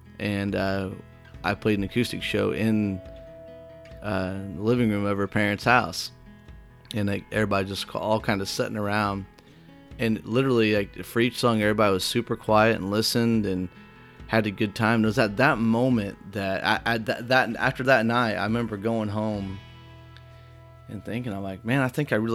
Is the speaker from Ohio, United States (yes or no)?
no; White Hall, Illinois, United States; my hometown, Whitehall, which was 3 miles from Root House